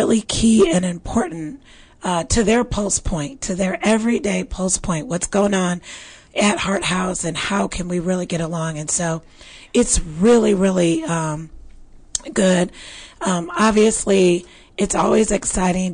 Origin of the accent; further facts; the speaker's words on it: Midwest, United States; now in Texas, United States; I was raised in the Midwest where we had plenty of snow